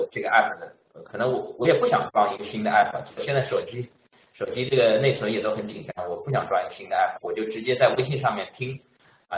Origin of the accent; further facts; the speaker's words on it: Shanghai, China; moved away as an adult; now in Montreal, Canada; 我来自上海